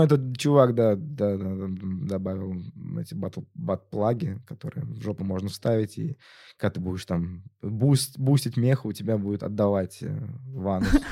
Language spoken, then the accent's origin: Russian; Tatarstan, Russia; я же из Татарстана